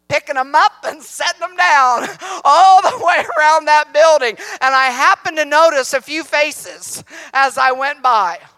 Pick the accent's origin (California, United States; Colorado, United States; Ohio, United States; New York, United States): Ohio, United States; Columbus; moved away; also born or lived in Tennessee; I was raised in Columbus, Ohio